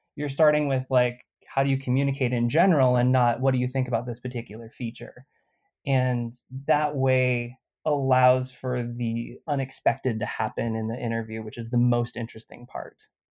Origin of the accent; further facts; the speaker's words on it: California, United States; I'm Californian